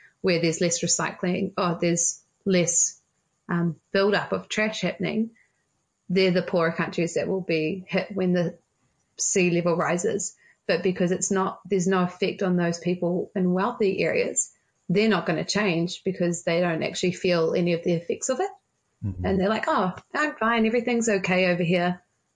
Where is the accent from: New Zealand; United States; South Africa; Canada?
New Zealand; Auckland; I'm from Auckland